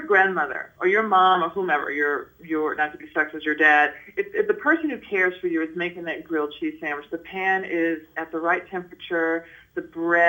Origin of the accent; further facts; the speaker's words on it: Nashville, Tennessee, United States; I'm from Nashville, Tennessee, and so I grew up having a lot of what people deem as, you know, Southern food